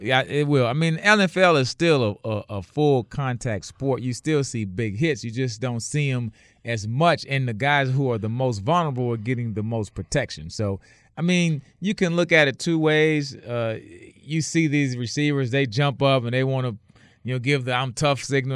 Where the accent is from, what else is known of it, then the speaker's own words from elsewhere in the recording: New Orleans, Louisiana, United States; I'm from New Orleans